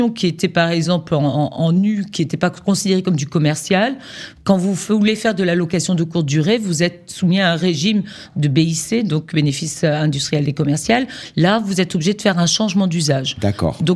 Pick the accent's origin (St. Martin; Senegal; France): France; Brittany; comme chez moi en Bretagne, où on accumule un peu les attraits